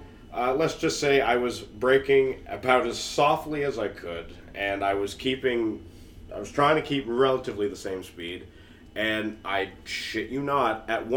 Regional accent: Fredericton, New Brunswick, Canada; we're all from Fredericton, New Brunswick

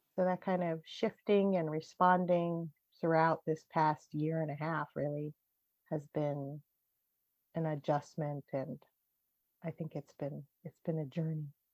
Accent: United States; being Japanese American

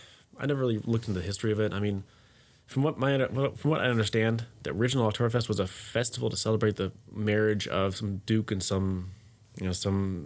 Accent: California, United States; I'm from California.

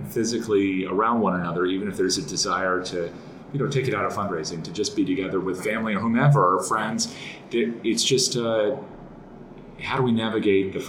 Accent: Connecticut, United States; I grew up in Connecticut, so I'm, you know, on the more reserved side

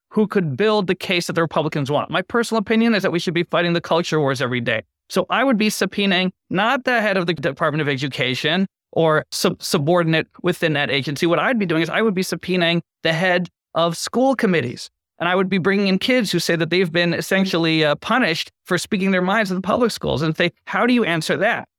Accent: Boston, Massachusetts, United States; I grew up in Boston

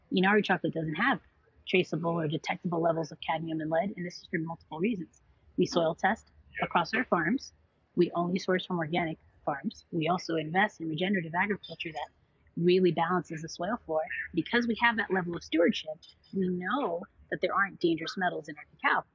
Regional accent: New York City, New York, United States; my sister and I were born and raised in Queens, New York

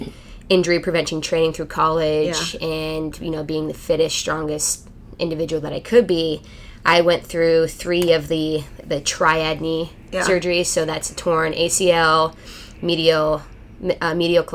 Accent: Canada; moved away as an adult; also born or lived in Louisville, Kentucky; I born and raised in Canada, so I grew up playing ice hockey and field lacrosse.

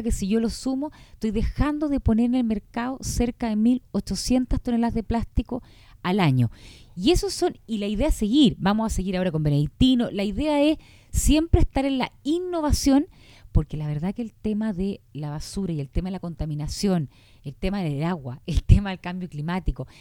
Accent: Chile; como chileno

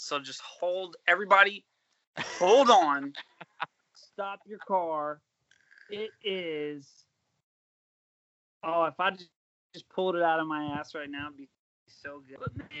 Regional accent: Pinehurst, North Carolina, United States; It's North Carolina. It's Pinehurst, North Carolina.

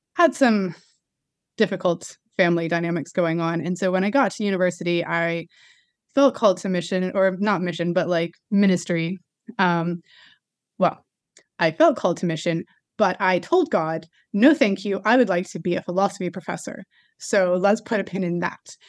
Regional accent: United States; accent: American; moved away as an adult; now in London, United Kingdom; when i came over here with my American accent

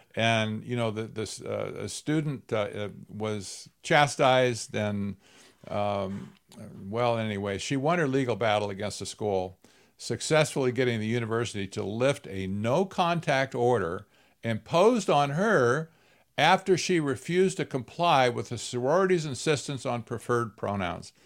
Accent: Arizona, United States; I'm from Arizona, right? I, I live in the Phoenix area

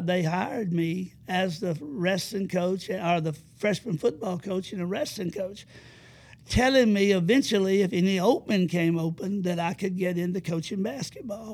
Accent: Madison County, Alabama, United States; also born or lived in Huntsville, Alabama; I was born and raised in Madison County

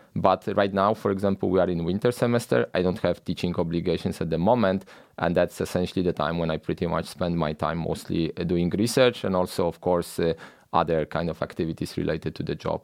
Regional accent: Poland; moved away as an adult; I grew up in Poland

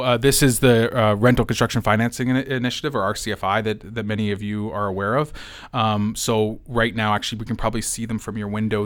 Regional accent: London, Ontario, Canada; as a Londoner.

